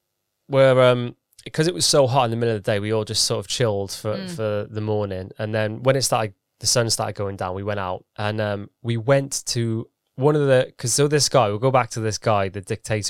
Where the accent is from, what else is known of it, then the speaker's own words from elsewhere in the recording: United Kingdom; We're so British.